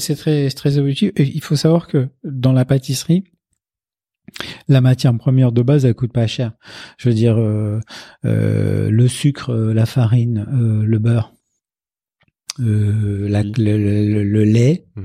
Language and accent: French; Casablanca, Casablanca-Settat, Morocco; now in Paris, France; je suis né à Casablanca